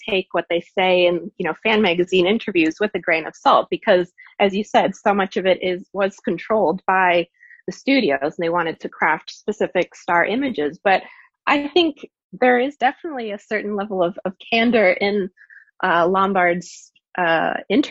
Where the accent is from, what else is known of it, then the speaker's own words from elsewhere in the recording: Canada; moved away; I'm from Canada originally